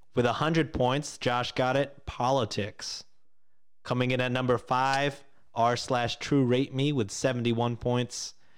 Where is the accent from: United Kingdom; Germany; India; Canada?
Canada; as a Canadian